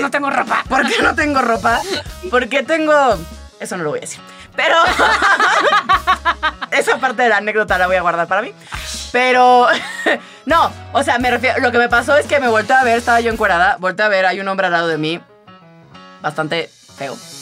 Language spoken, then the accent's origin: Spanish; Tabasco, Mexico; yo crecí en Tabasco